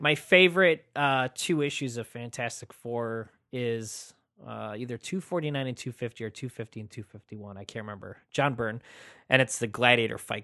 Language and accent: English; United States; I'm an American